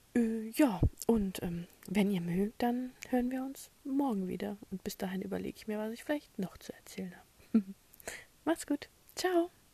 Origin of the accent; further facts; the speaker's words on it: Germany; erstens bin ich Europäer, zweitens bin ich Deutscher